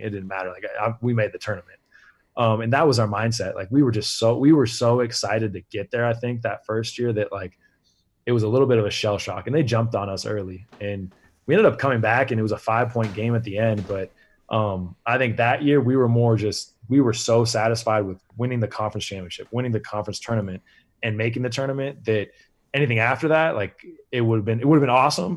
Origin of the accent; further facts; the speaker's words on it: Iowa City, Iowa, United States; also born or lived in Washington; that's my hometown too. So Iowa City